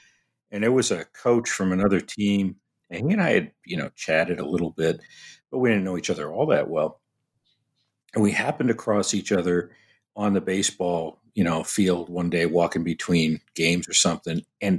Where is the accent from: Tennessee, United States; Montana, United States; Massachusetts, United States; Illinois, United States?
Massachusetts, United States; Boston; now in Texas, United States; I grew up in Boston.